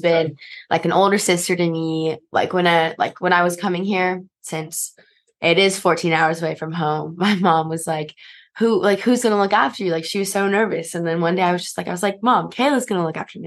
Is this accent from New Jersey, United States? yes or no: no; San Antonio, Texas, United States; moved away as an adult; I'm from San Antonio, Texas